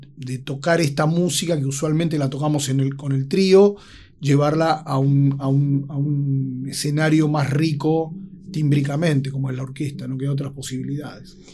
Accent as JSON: {"language": "Spanish", "region": "Buenos Aires", "country": "Argentina", "tie": "born or raised there", "said": "el lugar donde yo crecí y viví es Buenos Aires"}